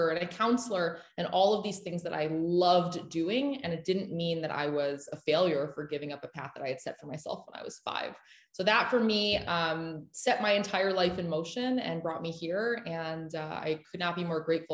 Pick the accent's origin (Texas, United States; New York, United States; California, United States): Texas, United States; Austin; I was raised in Austin, Texas by my parents